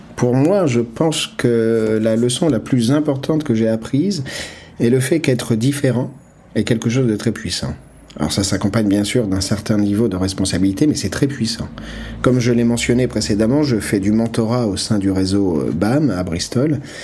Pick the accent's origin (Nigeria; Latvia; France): Nigeria; now in United Kingdom; Je viens moi-même du Nigeria où nous résolvons les problèmes de manière très différente. Et je vis au Royaume-Uni